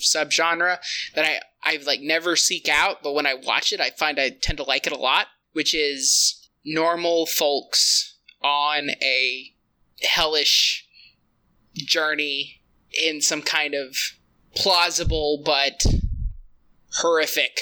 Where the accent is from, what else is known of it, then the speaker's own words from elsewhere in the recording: Kentucky, United States; I am from Kentucky near Appalachia.